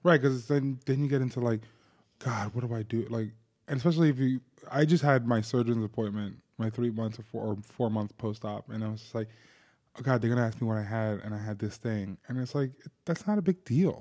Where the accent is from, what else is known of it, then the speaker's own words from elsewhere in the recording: New Jersey, United States; growing up in New Jersey